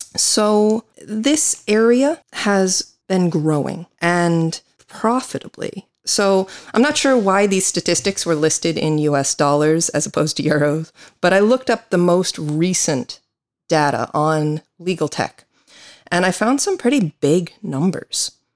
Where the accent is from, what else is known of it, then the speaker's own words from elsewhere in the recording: United States; now in Galway, Ireland; I'm an American attorney